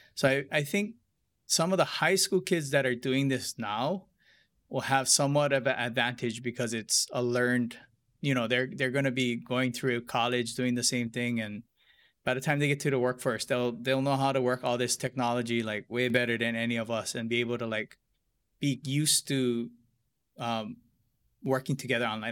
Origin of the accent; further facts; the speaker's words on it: Hilo, Hawaii, United States; growing up in Hilo